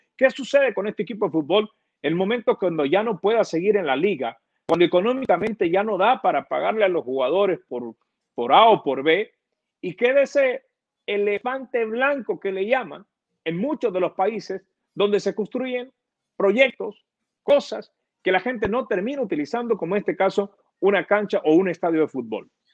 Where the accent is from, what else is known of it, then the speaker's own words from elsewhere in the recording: Honduras; nosotros los hondureños